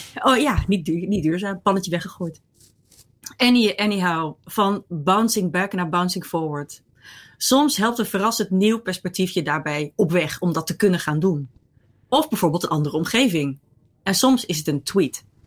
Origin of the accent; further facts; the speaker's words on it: Netherlands; also born or lived in Rotterdam / Ireland; ik kom uit Nederland